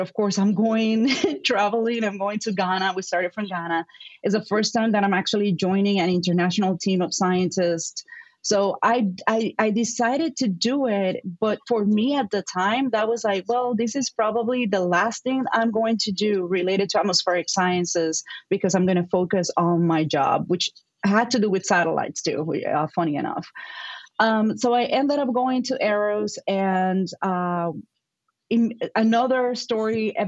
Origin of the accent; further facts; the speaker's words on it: Puerto Rico; accent: Puerto Rican; English is a second language; moved away as an adult; now in Madison, United States; growing up in Puerto Rico